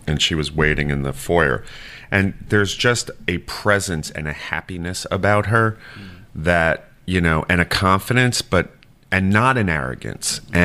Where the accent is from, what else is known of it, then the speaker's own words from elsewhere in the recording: New York City, New York, United States; moved away as an adult; now in Savannah, United States; I grew up in Staten Island